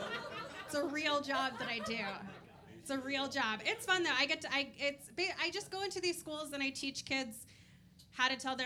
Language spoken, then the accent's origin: English; Kentucky, United States; now in New York, United States; I'm originally from Kentucky, which surprises most people when they hear me speak, because when I speak, I sound like a human being. New Yorkers are always thrown off by it.